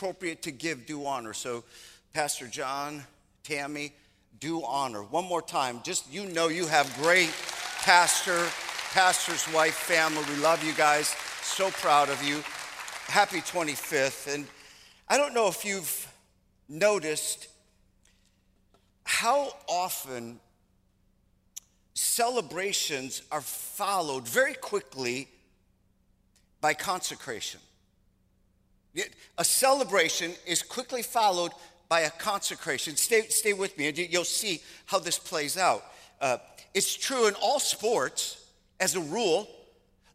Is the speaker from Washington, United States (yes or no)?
no; Michigan, United States; moved away; I'm originally from Michigan